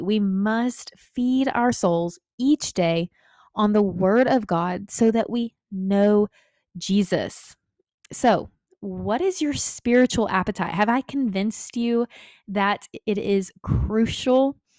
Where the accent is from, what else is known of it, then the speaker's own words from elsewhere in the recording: Texas, United States; Growing up in Texas